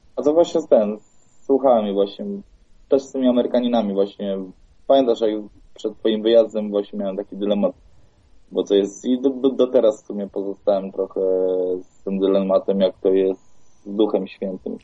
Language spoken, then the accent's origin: Polish; Poland; skąd ja jestem z Polski